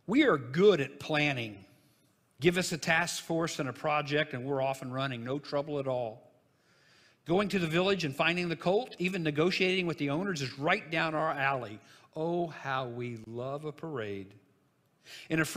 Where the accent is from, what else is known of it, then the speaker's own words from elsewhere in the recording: Jonesboro, Illinois, United States; the little funeral home that was in my hometown, Jonesboro, Illinois